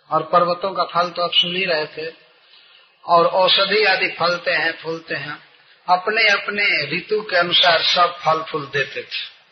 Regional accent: India; हमारे गांव से बनारस लगभग पड़ता है नब्बे किलोमीटर होगा

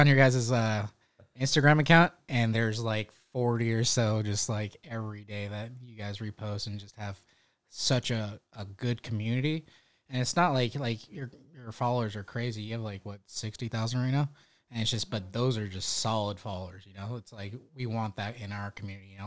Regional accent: Stockton, California, United States; moved away as an adult; now in North Carolina, United States; I'm from Northern California, Stockton.

